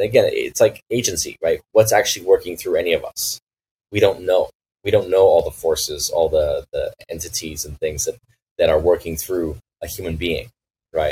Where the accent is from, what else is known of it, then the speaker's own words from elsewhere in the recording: Los Angeles, California, United States; moved away; we lived in the West Side near the near the water